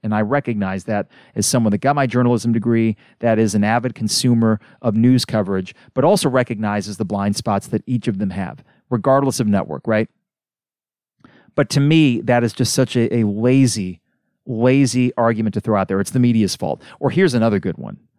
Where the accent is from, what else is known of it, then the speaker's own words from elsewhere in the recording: United States; as an American